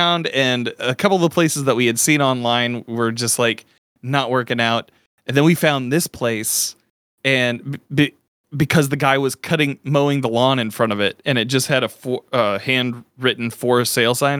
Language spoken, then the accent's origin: English; Midwest, United States; I grew up in the Midwest